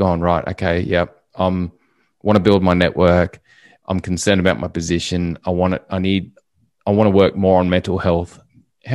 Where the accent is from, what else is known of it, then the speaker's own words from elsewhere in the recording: Glass House Mountains, Queensland, Australia; what you and I were used to growing up in Toowoomba and Glasshouse, respectively.